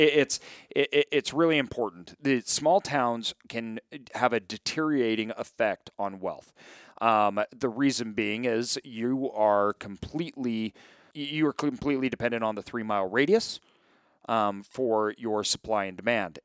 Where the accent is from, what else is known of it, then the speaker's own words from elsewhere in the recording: Boise, Idaho, United States; I grew up in Boise.